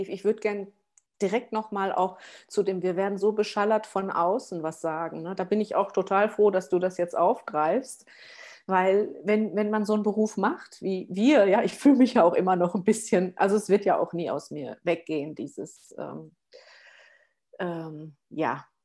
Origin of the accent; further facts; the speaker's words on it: Essen, North Rhine-Westphalia, Germany; now in Allgäu, Germany; Ich komme aus dem Pott, ja, aus dem Ruhrgebiet. Ich bin aus der Großstadt, aus Essen hier ähm, aufs Land gezogen mit meiner Tochter zusammen und das war ja auch wie ein Kulturschock